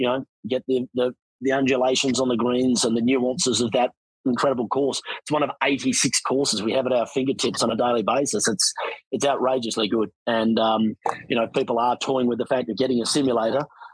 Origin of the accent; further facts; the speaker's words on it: Australia; moved away as an adult; also born or lived in Sydney, Australia; now in Canadian Rockies, Canada; growing up in Australia